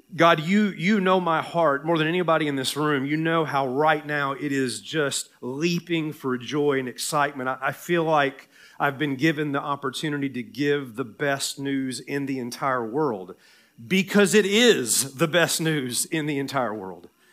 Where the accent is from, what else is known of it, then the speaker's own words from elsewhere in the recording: Tennessee, United States; accent: Southern; moved away; Tennessee, my home state